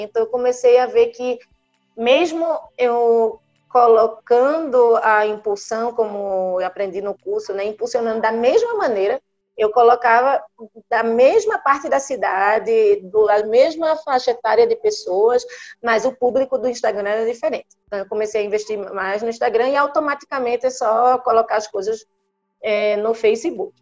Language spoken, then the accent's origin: Portuguese; Recife, Pernambuco, Brazil; moved away as an adult; eu sou médica, sou de Recife, Fiz medicina em Recife, fiz residência de neurologia em Recife